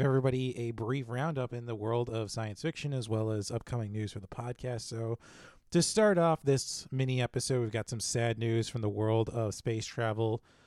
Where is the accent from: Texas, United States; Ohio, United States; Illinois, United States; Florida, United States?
Illinois, United States; Chicago; born or raised there